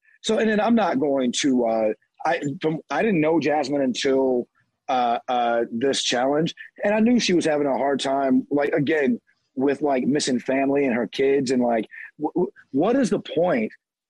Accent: the South, United States; I'm from the South. So they hear her talk to me and talk to my mom

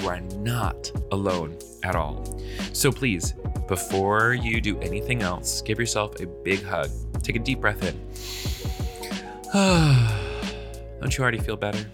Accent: the South, United States; I'm from the South

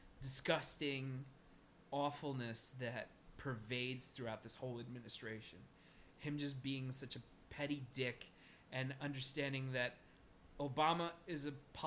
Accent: North Dakota, United States; I'm from North Dakota.

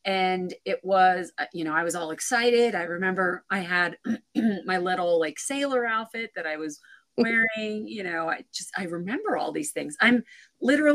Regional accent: central Pennsylvania, United States; moved away as an adult; So I'm originally from Pennsylvania, and I actually live now back where I was, where I grew up. I did move around for a bit and ended up back 15 minutes from where I grew up. So central Pennsylvania, kind of a small town, but just great place to grow up.

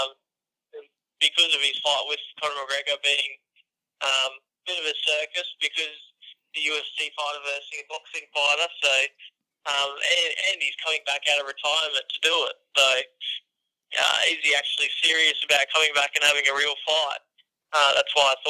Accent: Brisbane, Queensland, Australia; Suncorp Stadium in my hometown

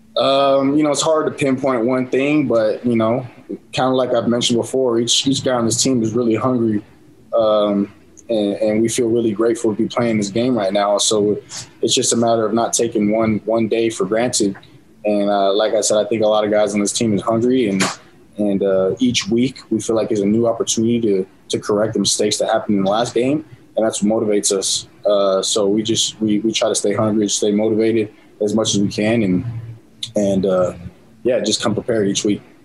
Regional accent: San Diego, California, United States; born or raised there; now in Utah, United States

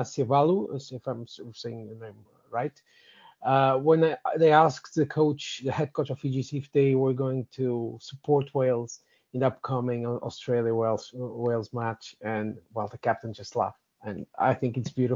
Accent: Portugal; I am one pirate from Portugal

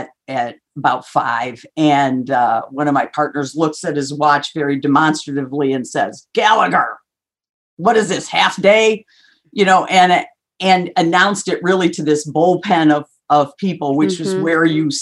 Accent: Minnesota, United States; now in Chicago, United States; So I was born in Minnesota and grew up there, moved several times when I was young, went to school in South Bend, Indiana, and then started my career here in Chicago.

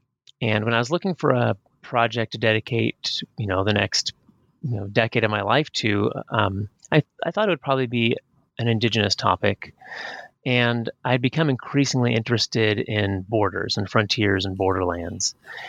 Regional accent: Pacific Northwest, United States; I was raised up in the Pacific Northwest, up on the Canadian border

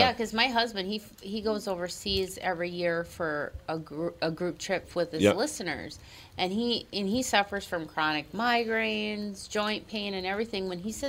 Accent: Minnesota, United States; But some people think Minnesota's part of Canada. They think we're Canadian.

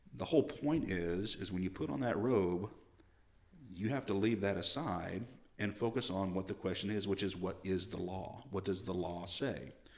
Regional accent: El Paso, Arkansas, United States; moved away as an adult; also born or lived in Olympia area, Washington; now in Washington, United States; I grew up in Arkansas, we were about an hour from Little Rock

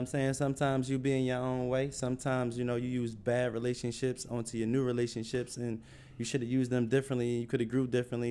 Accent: Philadelphia, Pennsylvania, United States; now in Atlanta, United States; I'm from Philly

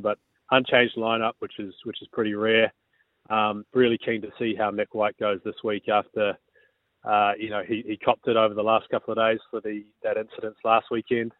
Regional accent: New Zealand; now in Australia; I'm from New Zealand

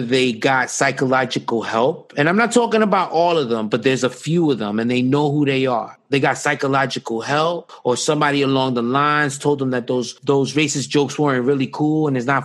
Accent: New York, United States; I grew up on the Upper East Side

